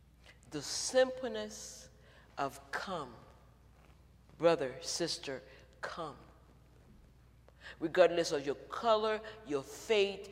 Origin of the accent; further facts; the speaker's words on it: Haiti; moved away as an adult; now in United States; I grew up in Haiti